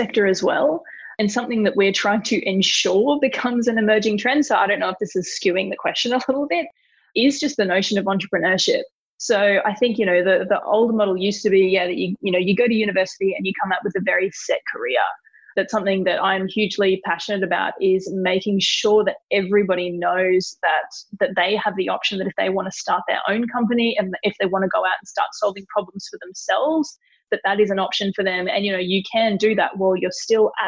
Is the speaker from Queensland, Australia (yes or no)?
yes; Stanthorpe, Queensland, Australia; I grew up in Stanthorpe, so a little town of about 10,000 people just southwest of Brisbane